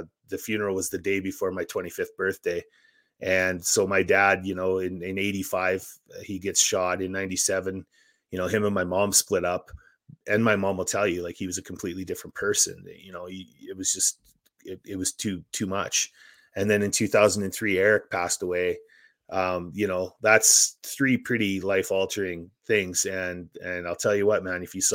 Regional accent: Saskatchewan, Canada; I grew up in Saskatchewan

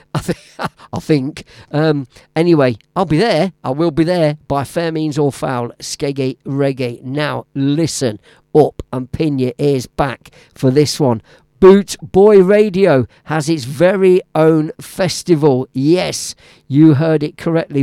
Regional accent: Leicester, East Midlands, United Kingdom; Now, Leicester City is my hometown. I was born and raised there, and I live just on the outskirts now.

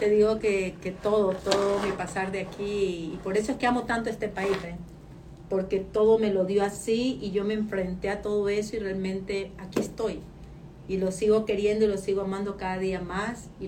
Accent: Ecuador; moved away as an adult; now in United States; Soy ecuatoriana, no venezolana.

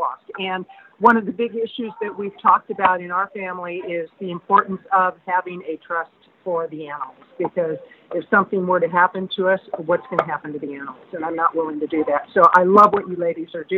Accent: Oregon, United States; I'm from Oregon

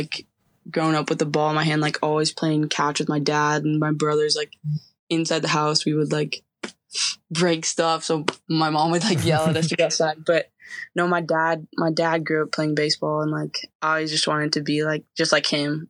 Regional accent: Barona Indian Reservation, California, United States; So I grew up on an Indian reservation. I live like 5 minutes from all my family members.

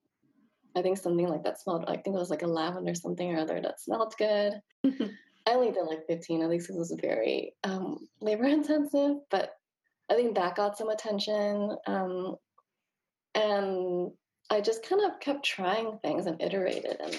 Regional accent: Malaysia; now in Los Angeles, United States; I grew up in Malaysia

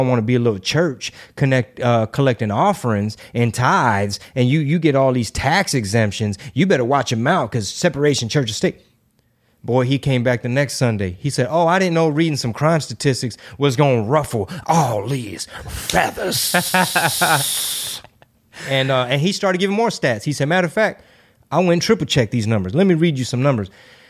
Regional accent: Houston, Texas, United States; Like, I mean, I grew up in Houston. You're from the Houston area. We're from here, born and raised.

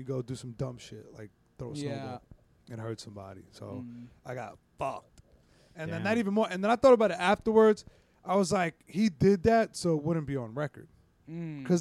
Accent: New York, United States; I was from New York

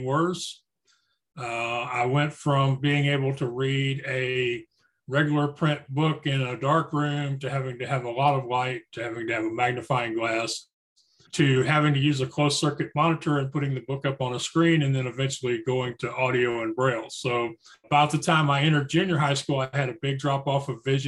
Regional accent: Spring, Texas, United States; I was born and raised in Spring, Texas, which is a suburb of Houston

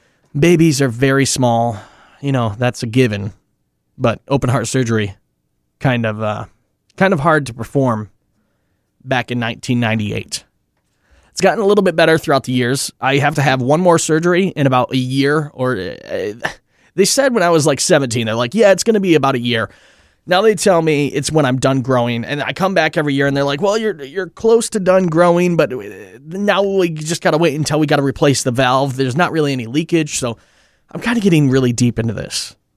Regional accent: Mount Pleasant, Michigan, United States; born there; I was born in Mount Pleasant, Michigan. 1998.

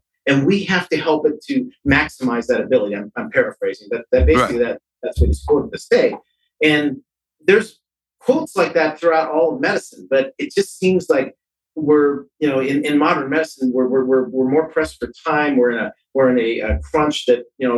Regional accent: San Francisco, California, United States; I was raised in San Francisco

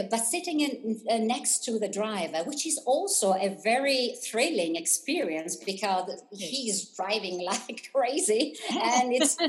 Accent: Rimini, Emilia-Romagna, Italy; So, yes, I am a local. I was born and raised in Rimini.

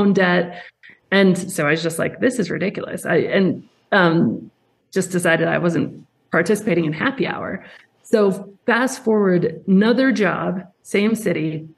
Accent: Colorado, United States; I grew up in Colorado in the mountains

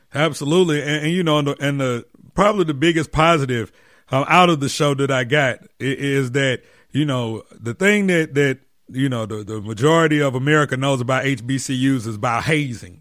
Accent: Atlanta, Georgia, United States; my hometown Atlanta

